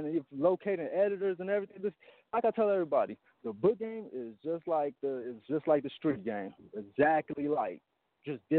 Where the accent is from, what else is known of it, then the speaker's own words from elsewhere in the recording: Long Beach, California, United States; I'm from Long Beach, Northside Long Beach